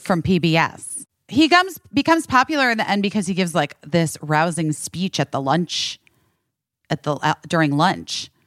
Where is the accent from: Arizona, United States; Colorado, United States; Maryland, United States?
Arizona, United States; growing up in Arizona.